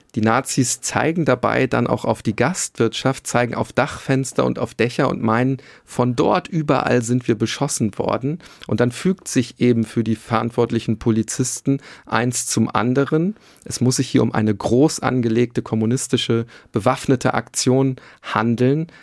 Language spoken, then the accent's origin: German; Bielefeld, North Rhine-Westphalia, Germany; Ich komme aus der Stadt, die es nicht gibt, Bielefeld